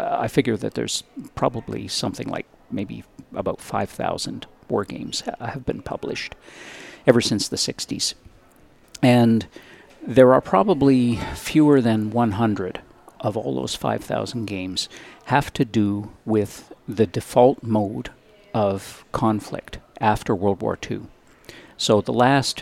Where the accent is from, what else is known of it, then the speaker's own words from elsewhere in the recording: Victoria, British Columbia, Canada; the University of Victoria, which is my hometown